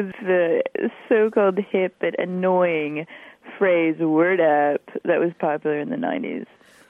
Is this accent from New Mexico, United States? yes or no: no; Dallas, Texas, United States; I'm from Dallas.